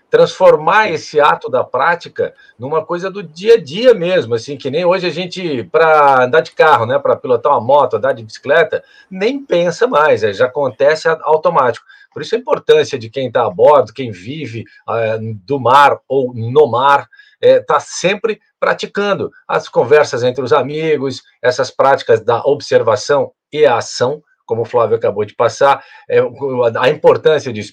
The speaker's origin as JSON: {"language": "Portuguese", "town": "Rio do Sul", "region": "Santa Catarina", "country": "Brazil", "moved": "yes", "lives_now": "Florianópolis, Brazil", "said": "a gente vem do interior, lá de Rio do Sul"}